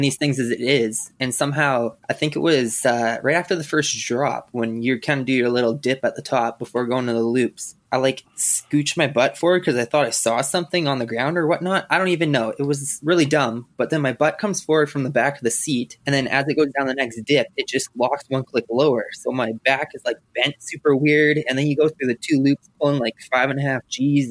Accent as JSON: {"language": "English", "region": "Saskatchewan", "country": "Canada", "said": "I'm from Saskatchewan"}